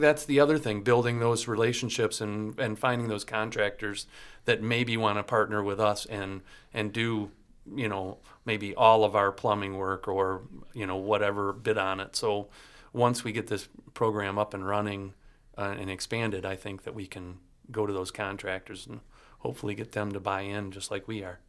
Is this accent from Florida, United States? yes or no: no; Leelanau County, Michigan, United States; family up in Leonauk County that the excavating company up there and cherry farmers